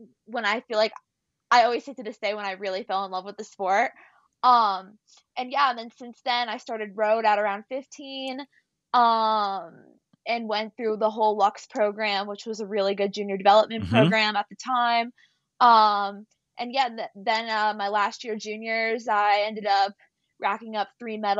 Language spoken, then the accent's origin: English; United States; I'm coming over from America